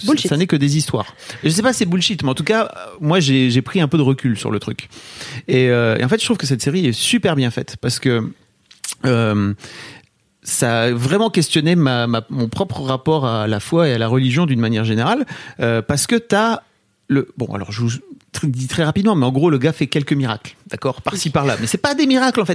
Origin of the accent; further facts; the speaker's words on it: the North, northern France, France; je viens d'une éducation, euh, du Nord